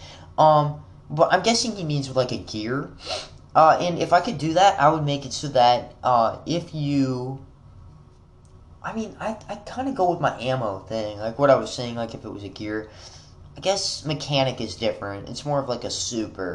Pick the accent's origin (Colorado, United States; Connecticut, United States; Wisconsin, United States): Wisconsin, United States; now in Kentucky, United States; I was born in Wisconsin